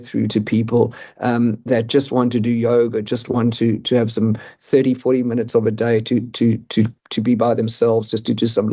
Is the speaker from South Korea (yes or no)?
no; South Africa; I'm a South African